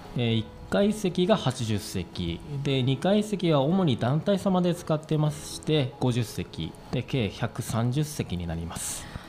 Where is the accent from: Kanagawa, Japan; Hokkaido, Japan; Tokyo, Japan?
Hokkaido, Japan; Asahikawa; 旭川出身です